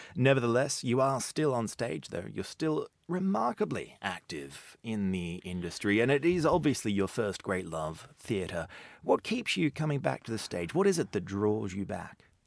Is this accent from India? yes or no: no; Australia; as a young child growing up in Australia